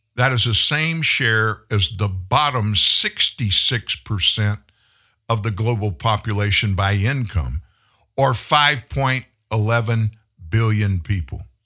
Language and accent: English; Louisiana, United States; I'm from Louisiana